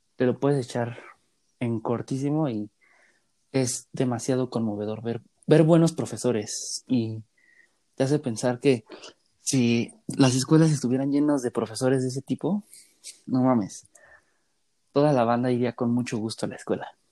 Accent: Mexico City, Mexico; nosotros que somos de la Ciudad de México

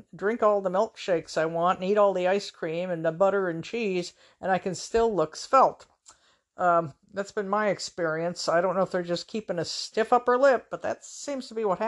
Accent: Everett, United States; moved away; up in my hometown of Everett

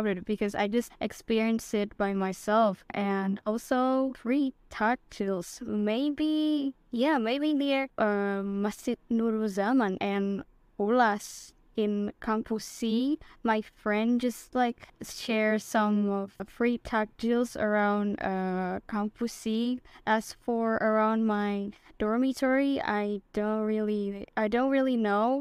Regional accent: Jakarta, Indonesia; moved away as an adult; now in Surabaya, Indonesia; my hometown of Jakarta

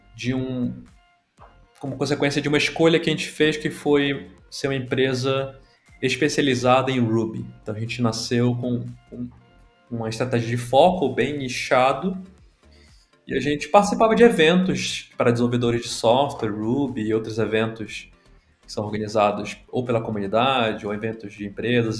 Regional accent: Belém, Pará, Brazil; moved away as an adult; also born or lived in São Paulo; Eu não sou de São Paulo originalmente, me, sou de Belém do Pará

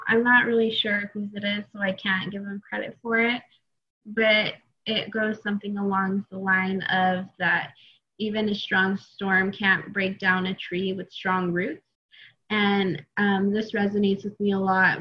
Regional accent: Eastern Oregon, United States; I'm originally from Eastern Oregon

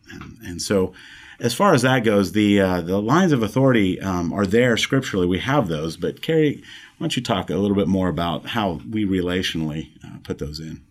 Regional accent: the Heartland, Midwest, United States; moved away as an adult; coming back down towards where we were raised in the Heartland regions

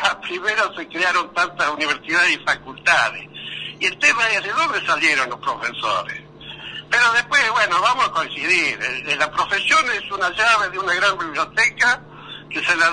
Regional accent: La Pampa, Argentina; llegó el tren primero a mi pueblo en La Pampa que a Coronel Suárez

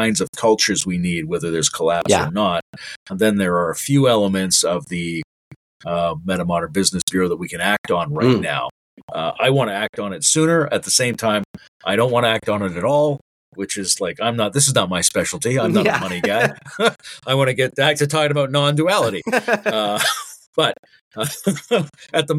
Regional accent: Canada; now in Ontario, Canada; as a Canadian

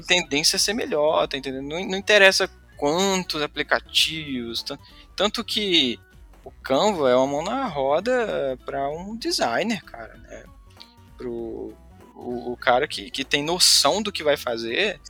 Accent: Fortaleza, Ceará, Brazil; eu sou de Fortaleza, aqui do Nordeste

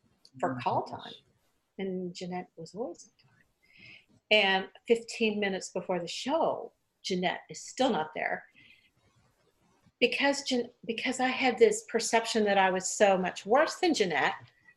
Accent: Arkansas, United States; first language English; moved away as an adult; also born or lived in Atlanta / Nashville; I was from Arkansas

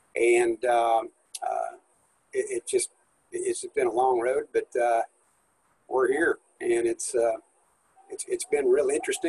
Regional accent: Kansas, United States; also born or lived in California / Oklahoma / Arkansas / Missouri; I was born in California, and my father was actually a Baptist minister, and he went to seminary out in California, and when he got out of seminary, I was probably in the neighborhood of about 5 years old. We moved to Kansas

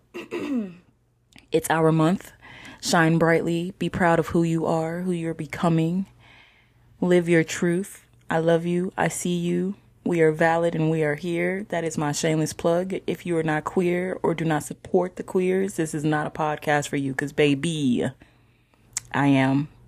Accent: not too far from Chicago, Illinois, United States; moved away; I am from Illinois myself, not too far from Chicago

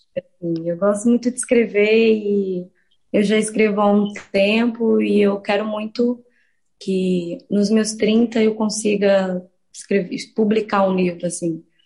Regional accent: Santa Luzia, Minas Gerais, Brazil; also born or lived in Belo Horizonte; foi o lugar onde eu fui criada sobretudo Santa Luzia, assim, que é a minha comunidade

